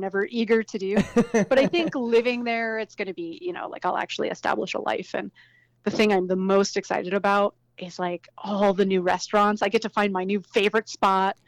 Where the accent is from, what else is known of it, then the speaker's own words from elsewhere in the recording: rural Maine, United States; now in Philadelphia, United States; I'm not from Philadelphia originally. I'm from rural Maine.